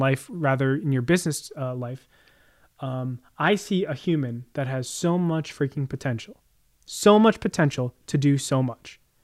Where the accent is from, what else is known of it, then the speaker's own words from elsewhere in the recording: Jersey Shore, New Jersey, United States; I grew up on the Jersey Shore